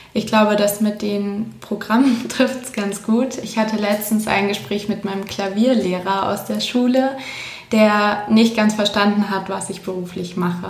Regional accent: Swabia, south of Ulm, Baden-Württemberg, Germany; moved away as an adult; now in Munich, Germany; Ich komme ursprünglich aus München, bin dann aufgewachsen irgendwo im Schwabenland südlich von Ulm und fürs Studium wieder nach München zurückgezogen

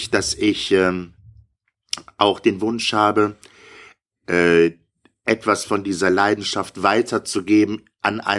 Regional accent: Bonn, North Rhine-Westphalia, Germany; Ich saß äh, auf einer Wiese in dem Kindergarten in Bonn, wo ich groß geworden bin.

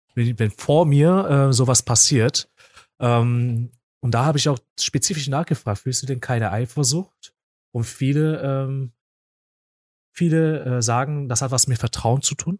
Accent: South Korea; also born or lived in Essen; now in Germany; weil ich komme ja eigentlich aus Korea

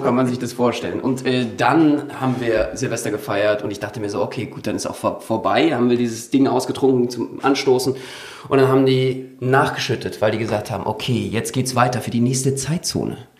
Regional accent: Berlin, Germany; ich bin ja Berliner

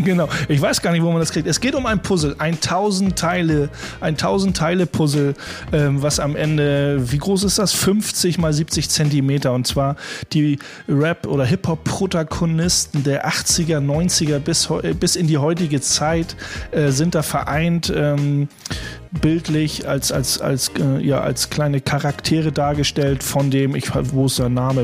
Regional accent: Hamburg, Germany; als Hamburger

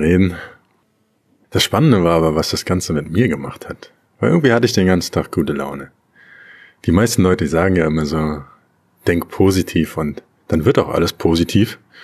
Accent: Germany; In Deutschland, wo ich herkomme

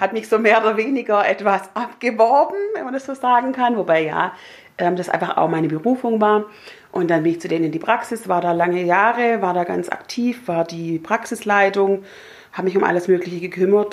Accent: Herrenberg, Baden-Württemberg, Germany; moved away as an adult; now in Öhringen, Germany; bin aufgewachsen und, und habe ja gelebt bis zu meinem 20. Lebensjahr im schönen Haslach.

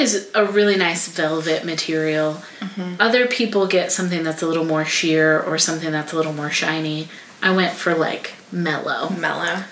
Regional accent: United States; as an American

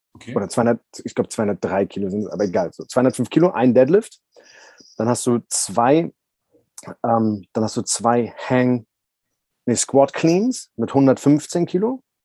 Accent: Berlin, Germany; ich bin ja Berliner, also ich bin in Berlin aufgewachsen

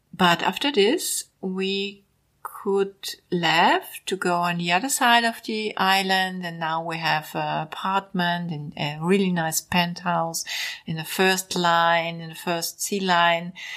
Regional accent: Vienna, Austria; English is a second language; also born or lived in Mallorca, Spain; I was born 1961 in Vienna

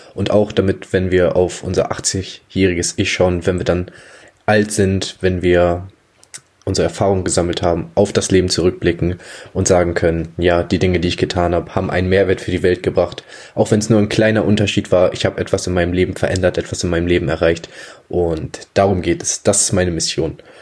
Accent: Germany; ich bin 19 Jahre, komme aus einem kleinen Dorf in der Nähe von Hamburg

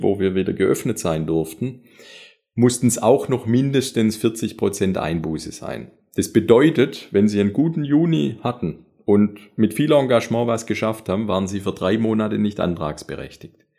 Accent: Metzingen, Baden-Württemberg, Germany; accent: Swabian; moved away as an adult; also born or lived in Konstanz / Radolfzell; Also ich habe tatsächlich schwäbische Wurzel und zwar ganz genau aus Metzingen

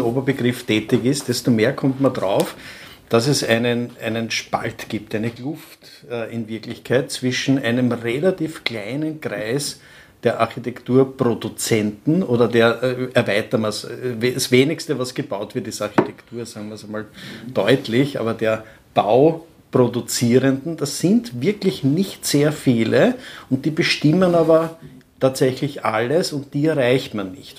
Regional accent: Burgenland, Austria; bei uns im Burgenland

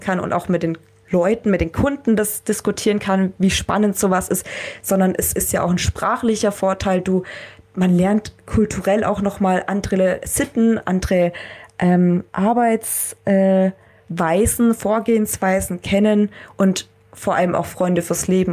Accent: Germany; wir Deutschen

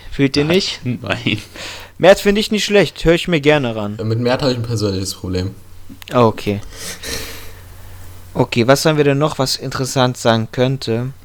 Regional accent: Wiesbaden, Hesse, Germany; Ansonsten sehe ich hier noch in der Liste …, ein Newcomer aus meiner Heimatstadt Wiesbaden.

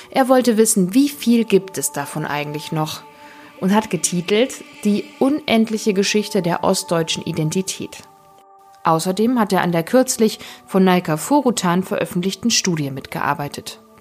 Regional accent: East Germany, Germany; Ich bin selbst im Osten geboren, nur wenige Monate vor dem Fall der Mauer.

